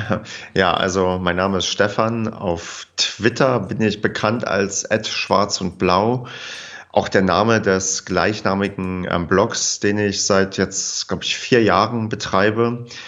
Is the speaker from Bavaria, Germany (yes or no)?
no; Brandenburg, Germany; moved away as an adult; also born or lived in Paderborn; Ich bin ähm, zugezogener Paderborner. Ich komme eigentlich aus Brandenburg, habe dann in Paderborn studiert